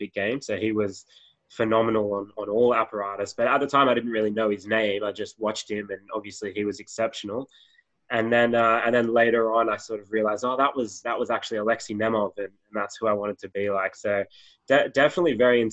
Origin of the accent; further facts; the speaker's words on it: Sydney, New South Wales, Australia; Born and raised in Sydney, Australia